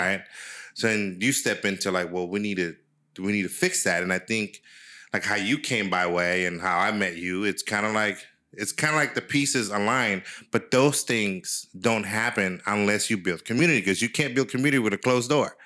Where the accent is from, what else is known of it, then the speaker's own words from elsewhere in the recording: San Francisco, California, United States; growing up in San Francisco